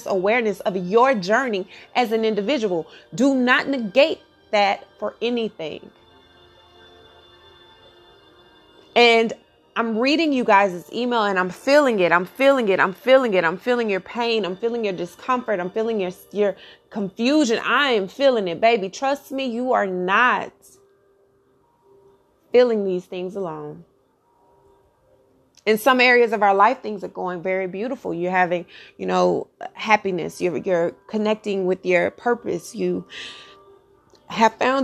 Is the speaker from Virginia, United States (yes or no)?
no; Texas, United States; I'm from Texas